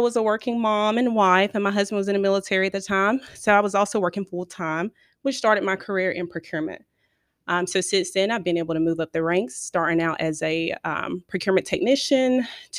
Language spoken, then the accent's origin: English; Edgecombe County, North Carolina, United States; I'm from Edgecombe County